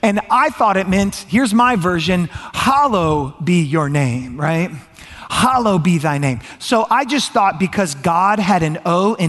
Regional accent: Georgia, United States; I grew up in Georgia, and I grew up going to a Catholic church on and off again

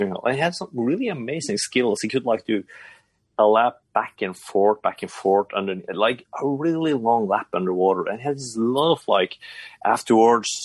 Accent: Bodø, Nordland, Norway; moved away; I grew up in Buda. It's a town pretty far up north in Norway.

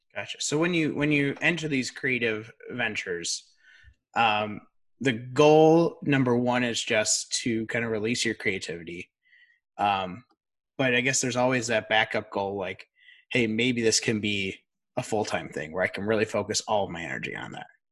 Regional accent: outside of Chicago, Illinois, United States; we grew up outside of Chicago.

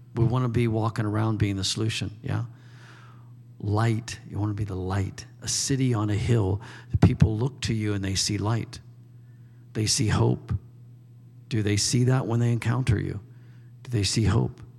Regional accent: United States; I'm an American

